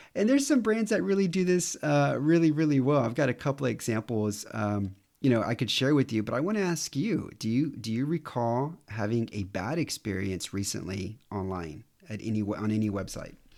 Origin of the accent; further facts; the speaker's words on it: Houston, Texas, United States; moved away as an adult; also born or lived in New York City; now in Romania; I'm from Houston